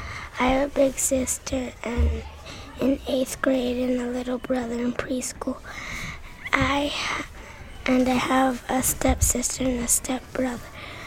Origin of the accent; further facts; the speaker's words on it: Los Angeles, California, United States; And I am 8 years old. I'm from LA and I am in third grade.